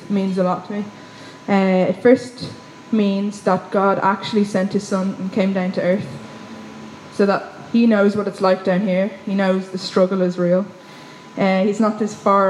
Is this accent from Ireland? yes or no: yes; Wicklow, Leinster, Ireland; now in Dublin, Ireland; I'm from Wicklow